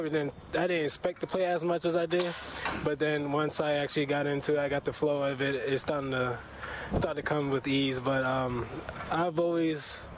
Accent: South Carolina, United States; Mom plays in South Carolina.

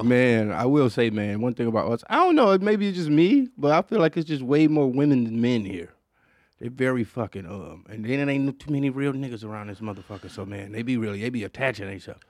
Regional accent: Detroit, Michigan, United States; growing up in Detroit

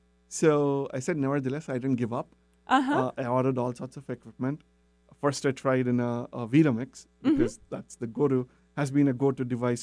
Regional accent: India; moved away; growing up in India

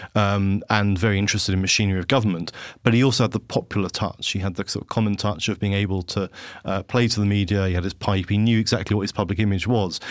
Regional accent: Havant, South East England, United Kingdom; also born or lived in London; I worked for David Willits, who was my hometown M P

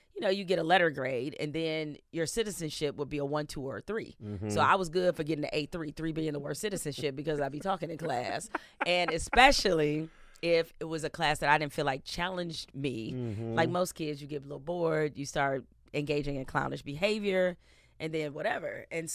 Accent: Detroit, Michigan, United States; growing up in Detroit, it's a gritty city. It's a tough city. It's a prideful city.

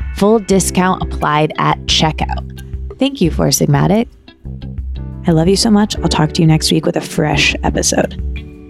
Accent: Michigan, United States; I can't say I'm from Michigan without whipping out my hand and pointing to the middle, which is the location of my hometown

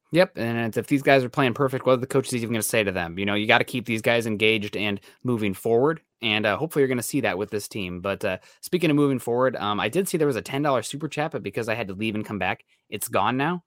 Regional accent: Midwest, United States; I'm from the Midwest, so, uh, if it's under twenty-four hours, it's drivable

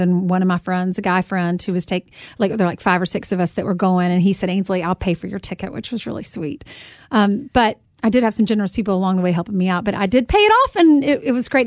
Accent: South Carolina, United States; moved away as an adult; now in New York City, United States; a girl from South Carolina

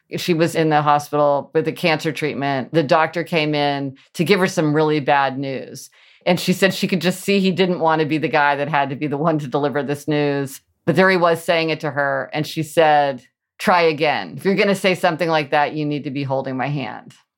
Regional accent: Midwest, United States; I grew up in the Midwest

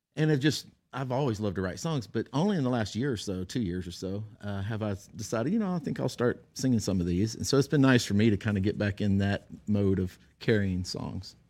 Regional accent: Texas, United States; I'm a redneck from Texas

